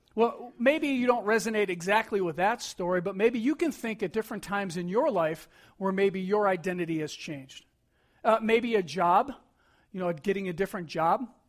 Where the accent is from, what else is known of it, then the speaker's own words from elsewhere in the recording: Buffalo, New York, United States; growing up in Buffalo